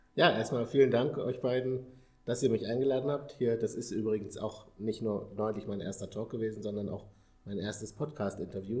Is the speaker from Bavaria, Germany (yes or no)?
no; Paderborn, North Rhine-Westphalia, Germany; moved away as an adult; now in Hamburg, Germany; ich komme äh, ursprünglich aus Paderborn, einem kleinen oder einer größeren Stadt in Nordrhein-Westfalen.